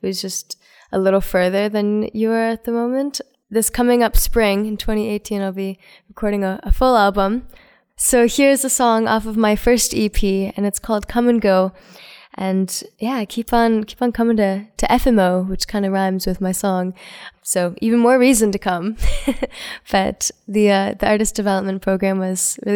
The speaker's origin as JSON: {"language": "English", "town": "Fergus", "region": "Ontario", "country": "Canada", "said": "I'm from Fergus, Ontario"}